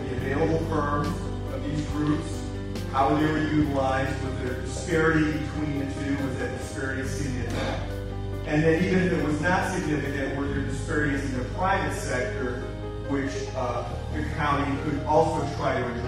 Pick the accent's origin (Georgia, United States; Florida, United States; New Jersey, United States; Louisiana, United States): Georgia, United States; Atlanta; I'm from Atlanta